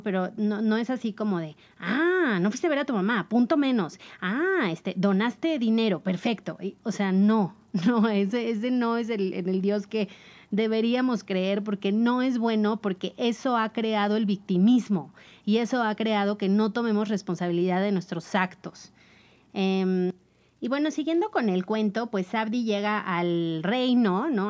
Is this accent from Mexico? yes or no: yes; Mexico; somos mexicanos